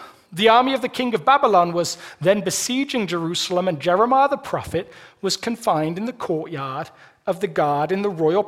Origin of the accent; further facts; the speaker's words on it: United Kingdom; moved away as an adult; now in Colorado, United States; I'm British